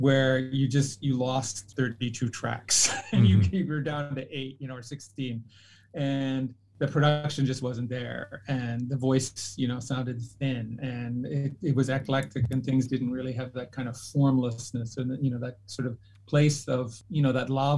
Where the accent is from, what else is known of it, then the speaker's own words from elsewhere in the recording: Canada; moved away; I grew up in Canada